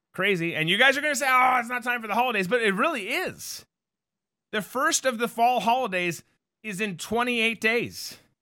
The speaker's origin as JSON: {"language": "English", "region": "Florida", "country": "United States", "said": "I'm from Florida"}